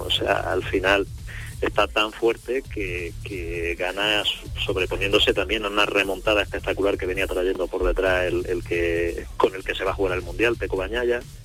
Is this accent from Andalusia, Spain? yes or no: yes; Andalusia, Spain; como andaluz que soy